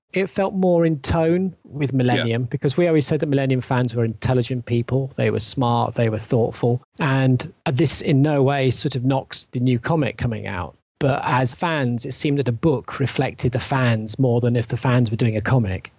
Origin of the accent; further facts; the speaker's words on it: England, United Kingdom; for me as an English person